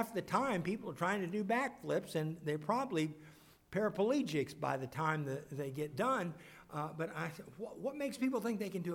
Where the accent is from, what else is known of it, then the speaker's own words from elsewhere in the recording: Kansas City, United States; moved away; also born or lived in Lebanon, Missouri; We grew up in Kansas City, but ended up in Lebanon, Missouri